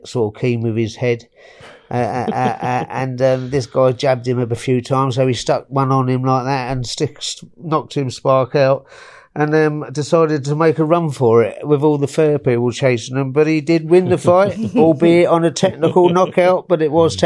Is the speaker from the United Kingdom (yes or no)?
yes; Hastings, South East England, United Kingdom; I was born in Hastings in 1961